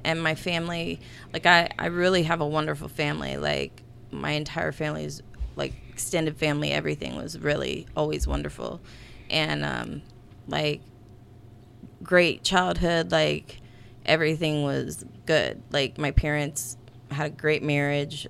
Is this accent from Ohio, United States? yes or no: no; Gas City, Indiana, United States; born or raised there